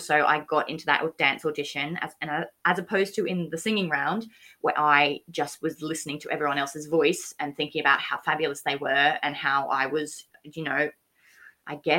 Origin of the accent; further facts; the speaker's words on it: Australia; moved away; I'm from Australia. Haven't driven in this country.